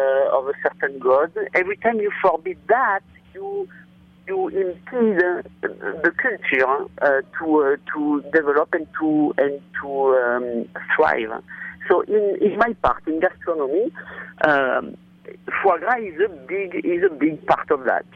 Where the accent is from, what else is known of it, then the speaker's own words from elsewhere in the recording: France; moved away; I was born in France and I'm French